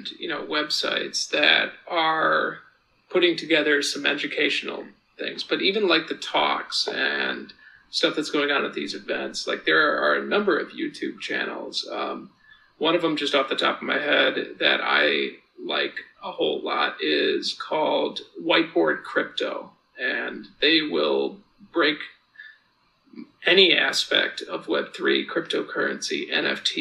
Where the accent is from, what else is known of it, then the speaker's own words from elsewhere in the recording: Hartford, Connecticut, United States; moved away; I'm originally from Hartford, Connecticut